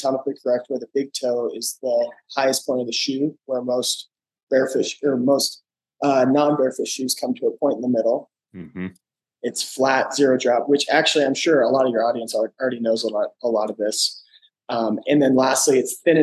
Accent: Lakewood, Colorado, United States; I'm from Lakewood, Colorado. I grew up here

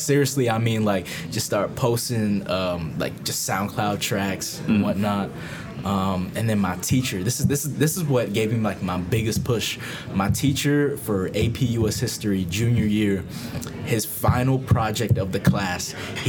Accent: Tampa, Florida, United States; also born or lived in Vietnam; Tampa, Florida, to be exact. Hey. Tampa represent, you know, live my whole life here.

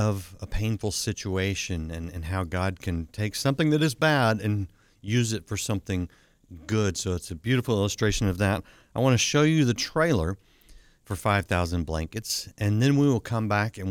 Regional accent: Fort Worth, Texas, United States; my hometown of Fort Worth, Texas

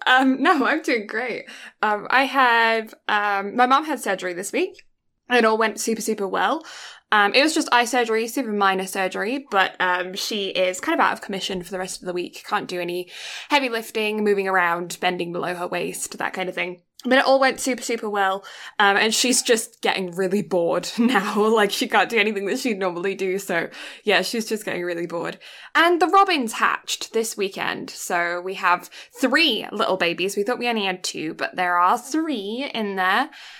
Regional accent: Canterbury, South East England, United Kingdom; born there; I was born in England, in Canterbury. There is a line of lime trees round by the cathedral.

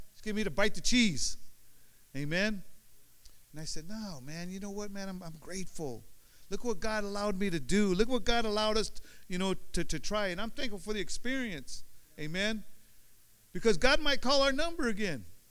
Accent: Union City, California, United States; also born or lived in Oakland, California; I was born in Oakland now. I lived in Oakland until I was like four years old, five years old. We moved to over, over here to Union City

